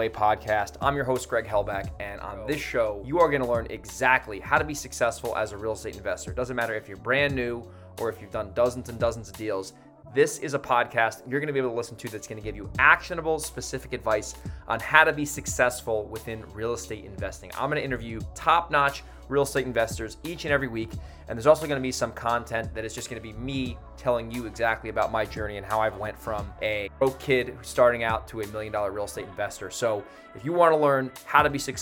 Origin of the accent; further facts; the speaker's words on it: Monroe, New York, United States; now in Nevada, United States; Monroe, New York, my hometown, ironically, where I was born and raised. And now I live in Nevada